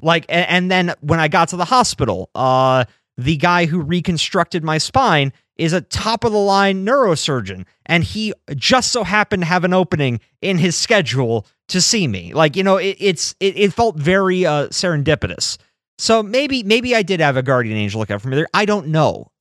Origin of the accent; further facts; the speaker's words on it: United States; growing up in America